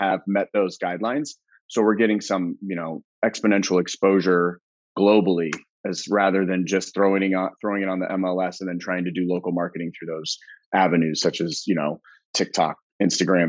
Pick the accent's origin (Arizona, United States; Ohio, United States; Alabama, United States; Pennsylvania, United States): Arizona, United States; Phoenix; also born or lived in Colorado; born and raised Phoenician.